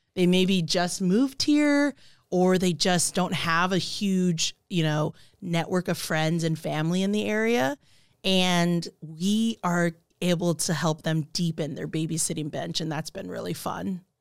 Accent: Kailua, Hawaii, United States; moved away as an adult; now in Omaha, United States; I'm originally from Kailua, Hawaii

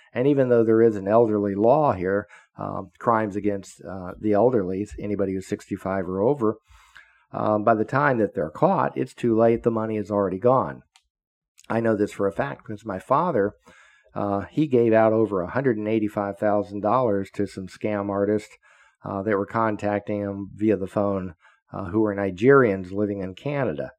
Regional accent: Florida, United States; I grew up in Florida, so I am a Floridian. I've lived here all my life, except when I was in the military and a Fed.

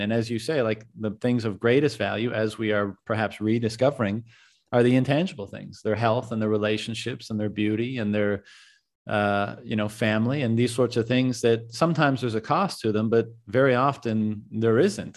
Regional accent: Canada; moved away; I'm a Canadian as well

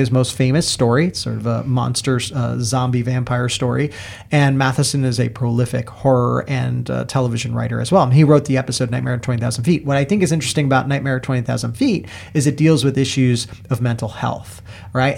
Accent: New York, United States; I grew up watching marathons in New York

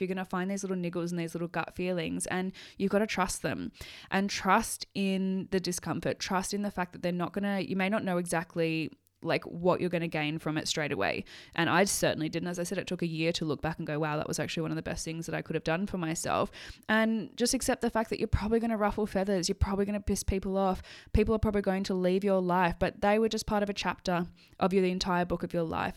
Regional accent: Sydney, New South Wales, Australia; moved away as an adult; now in Scotland; leave my life in Sydney

